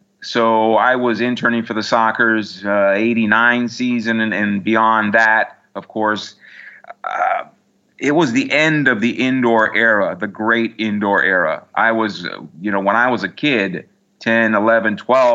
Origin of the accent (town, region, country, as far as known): San Diego, California, United States; born or raised there